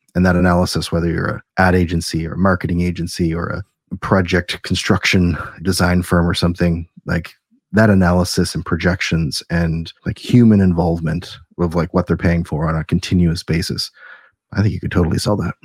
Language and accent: English; Canada; we're Canadian